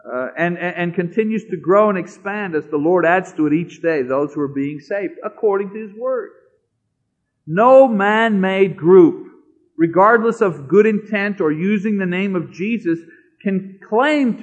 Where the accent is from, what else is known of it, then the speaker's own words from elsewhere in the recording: Canada; I'm a Canadian